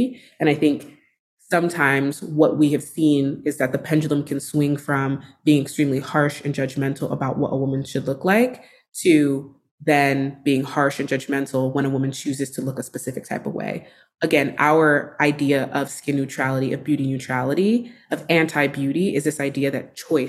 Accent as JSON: {"language": "English", "region": "Texas", "country": "United States", "tie": "born or raised there", "said": "I didn't know you could be a beauty editor when I was growing up in Texas."}